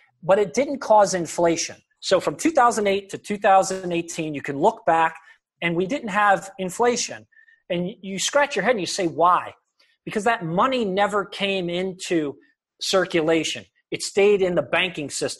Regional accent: United States; I was just born in America

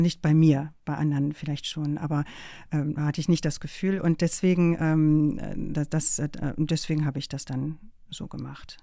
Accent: Rheine, North Rhine-Westphalia, Germany; moved away; also born or lived in Emsdetten; Da bin ich einfach nur geboren, aber aufgewachsen bin ich in Rheine.

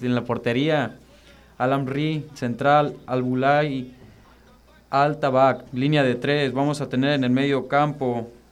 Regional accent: Mexico; como mexicanos

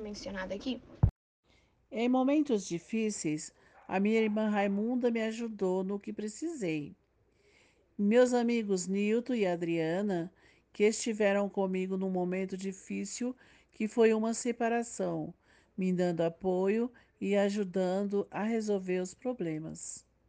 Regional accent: Caracol, Piauí, Brazil; Nasci na cidade de Caracol, estado do Piauí

